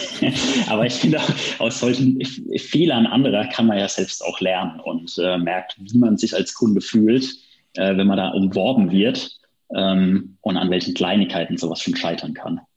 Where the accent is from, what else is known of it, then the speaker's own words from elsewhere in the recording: Friesheim, North Rhine-Westphalia, Germany; aus meiner Heimat hier in Friesheim